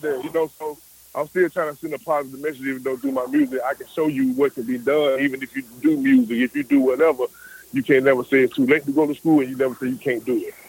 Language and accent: English; Atlanta, Georgia, United States; I'm from Atlanta, Georgia, man. West side of Atlanta.